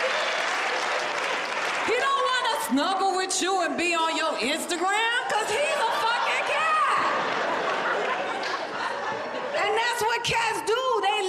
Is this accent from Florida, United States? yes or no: yes; Florida, United States; now in Los Angeles, United States; I'm from Florida